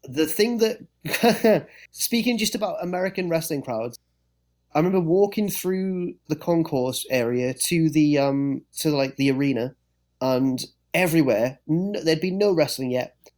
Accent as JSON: {"language": "English", "region": "England", "country": "United Kingdom", "said": "being English"}